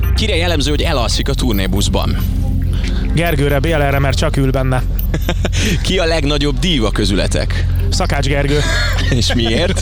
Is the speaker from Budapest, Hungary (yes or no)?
yes; Budapest, Hungary; now in Fót, Hungary; én Újpesten nőttem föl a víztorony mellett